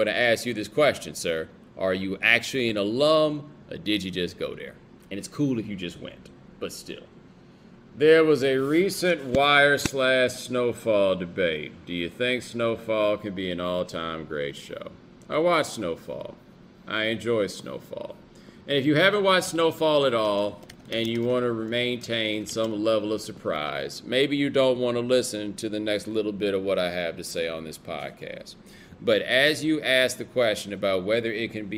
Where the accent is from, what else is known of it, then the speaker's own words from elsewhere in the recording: Houston, Texas, United States; I didn't grow up in Atlanta. I grew up in Houston